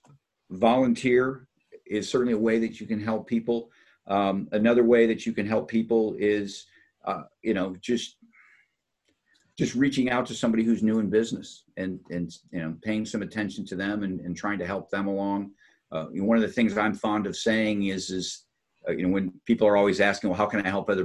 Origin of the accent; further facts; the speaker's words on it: Upper Peninsula of Michigan, United States; I grew up in the Upper Peninsula of Michigan